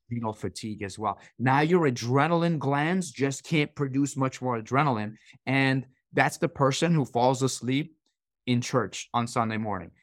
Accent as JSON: {"language": "English", "country": "Iran", "tie": "born or raised there", "moved": "yes", "said": "I grew up in Iran"}